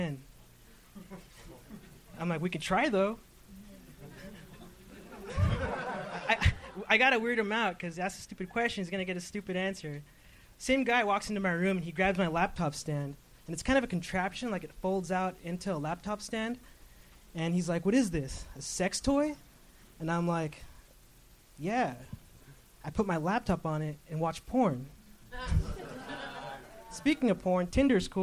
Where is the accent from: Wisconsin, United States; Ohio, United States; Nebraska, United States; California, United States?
California, United States; La Habra; I'm from La Habra, which is like, if you're going to Brea, it's the city right before